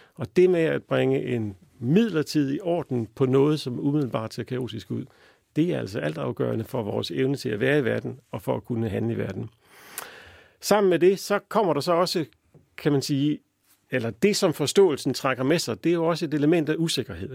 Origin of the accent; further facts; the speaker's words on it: Denmark; som danskere